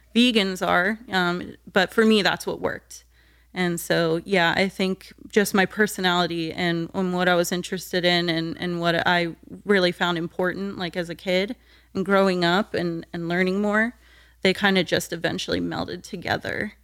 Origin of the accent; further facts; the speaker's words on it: New Smyrna Beach, Florida, United States; also born or lived in Deltona, Florida; the first half of my childhood, I lived in Deltona, so, like, twenty minutes west of New Smyrna